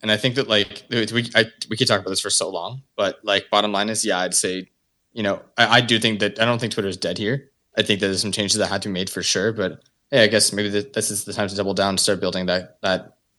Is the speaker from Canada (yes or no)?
yes; Canada; I'm Canadian.